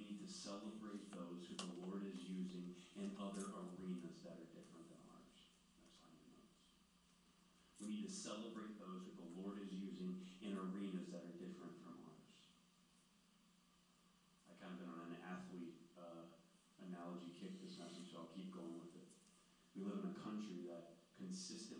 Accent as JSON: {"language": "English", "town": "Clearwater", "region": "Florida", "country": "United States", "tie": "born or raised there", "said": "I grew up in Clearwater outside of Tampa"}